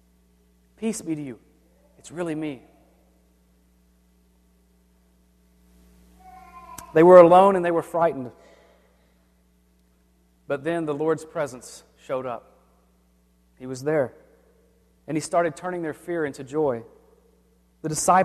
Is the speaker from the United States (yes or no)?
yes; the South, United States; I grew up in the South, and thunderstorms were frequent